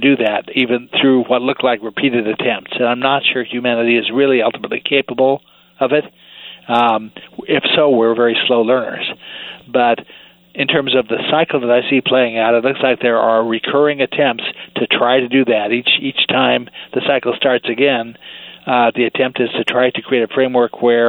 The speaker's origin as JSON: {"language": "English", "region": "Oregon", "country": "United States", "tie": "born or raised there", "also_born_or_lived": "Salem / Portland", "said": "I grew up in Oregon, actually"}